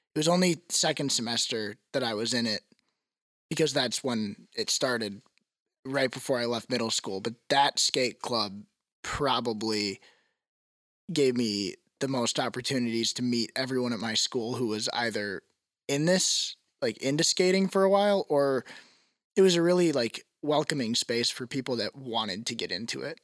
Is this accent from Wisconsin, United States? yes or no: yes; Wauwatosa, Wisconsin, United States; I'm from Wauwatosa